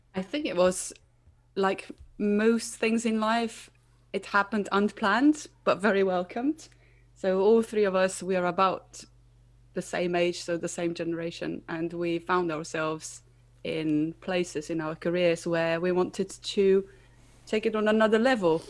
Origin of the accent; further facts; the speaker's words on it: Slovenia; moved away as an adult; now in United Kingdom; I'm originally from Slovenia, moved over to the UK uh, about two years ago